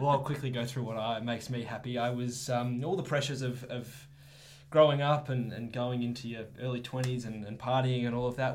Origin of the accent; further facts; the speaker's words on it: Melbourne, Victoria, Australia; I grew up in Melbourne